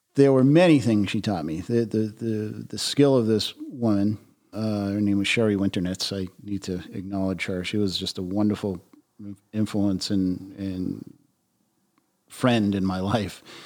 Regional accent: Taunton, Massachusetts, United States; I grew up in Taunton, Mass

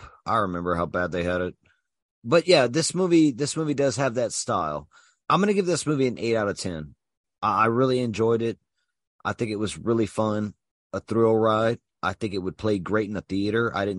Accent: Mamou, Louisiana, United States; born or raised there; moved away

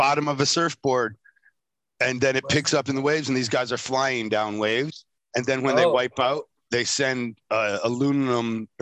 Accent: Michigan, United States; I'm from Michigan

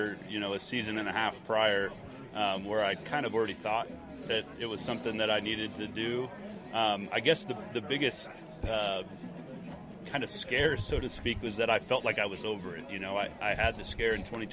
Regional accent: Spokane, Washington, United States; born or raised there

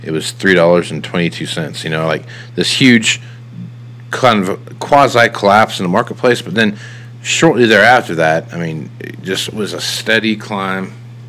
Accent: Kansas, United States; I'm from Kansas

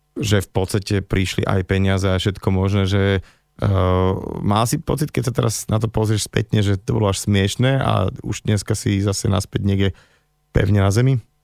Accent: Slovakia; v rámci hudby sme tí Slováci

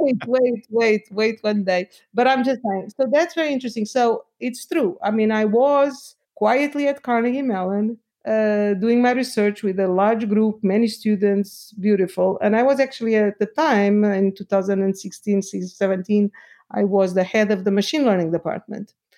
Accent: Lisbon, Portugal; moved away; I am from Portugal, from Lisbon.

